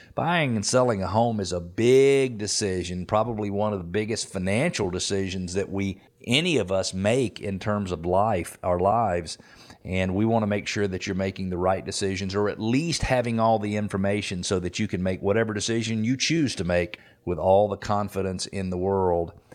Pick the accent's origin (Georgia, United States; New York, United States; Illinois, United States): Georgia, United States; Atlanta; also born or lived in Decatur, Georgia; I am an Atlanta native, born and raised right here in Metro Atlanta.